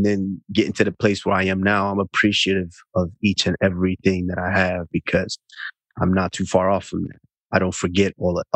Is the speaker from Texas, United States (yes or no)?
yes; Arlington, Texas, United States; moved away as an adult; also born or lived in Auchi, Edo State, Nigeria; now in Boca Raton, United States; I grew up in Arlington, which is this kind of like the suburb